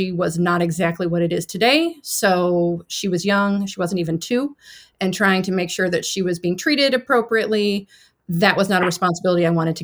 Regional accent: Central Illinois, United States; also born or lived in Chicago, United States; I grew up in Central Illinois

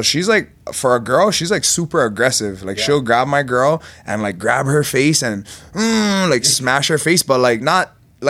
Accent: Big Island, Hawaii, United States; now in Las Vegas, United States; Grew up, born and raised in Hawaii.

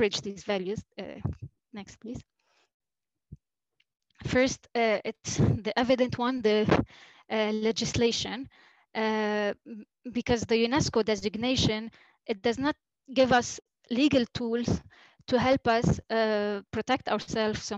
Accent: Yahchouch, Keserwan-Jbeil, Lebanon; I'm from Yashush

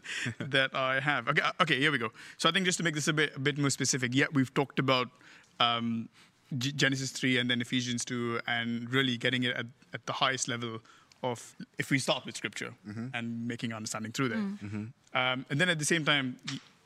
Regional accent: India

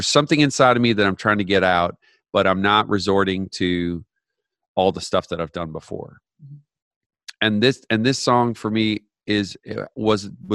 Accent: Canada; I grew up in Canada

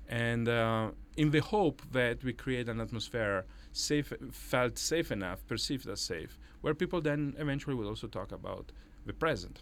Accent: Italy; English is a second language; moved away as an adult; now in New York, United States; as you can maybe guess from my Irish accent, I'm uh, Italian, and and I came here to New York in the year 2000

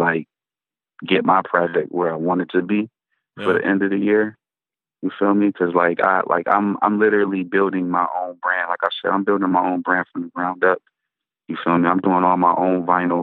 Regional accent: Buffalo, New York, United States; moved away as an adult; also born or lived in Atlanta; I come from Buffalo, New York

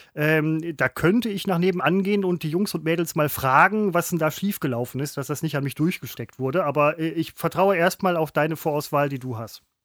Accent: Velbert, North Rhine-Westphalia, Germany; ich komme aus Felbert

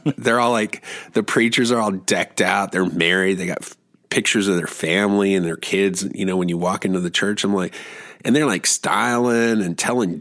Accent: Germany; moved away; I grew up in Germany

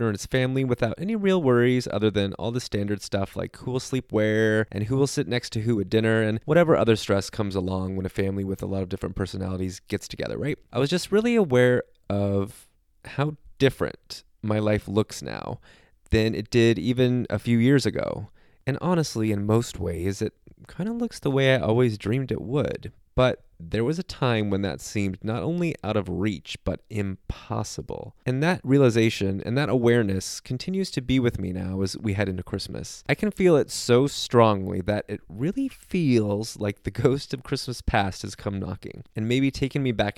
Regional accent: Southern California, United States; I grew up in Southern California. I've never experienced real seasons or lived in any other area of the country that has weather

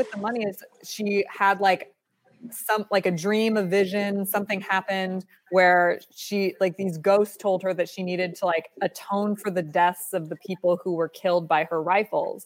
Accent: Northern California, United States; Karen and I grew up in NorCal

